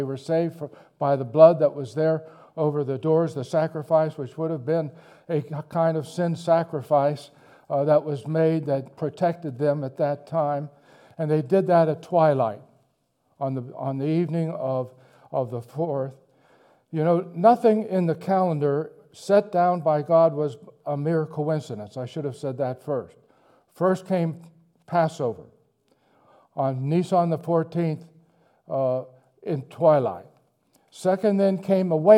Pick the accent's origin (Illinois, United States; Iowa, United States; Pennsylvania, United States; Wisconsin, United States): Pennsylvania, United States; Pittsburgh; accent: Pittsburgh; moved away; I was born in Pittsburgh. And in Pittsburgh, I learned to say beautiful